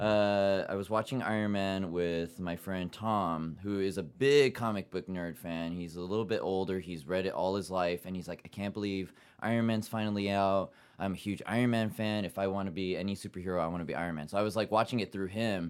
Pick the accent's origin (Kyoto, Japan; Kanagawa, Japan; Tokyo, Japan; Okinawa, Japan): Kanagawa, Japan; Yokohama; now in New York City, United States; I grew up in Yokohama, Japan, seventeen years, half Japanese, half German-American